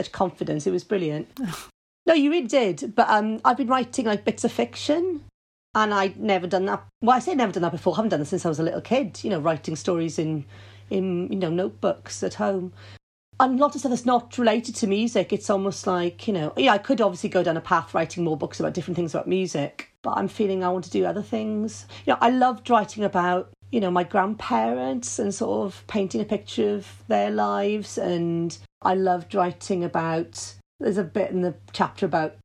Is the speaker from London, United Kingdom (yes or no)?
no; Wales, United Kingdom; we like being melancholy as Welsh.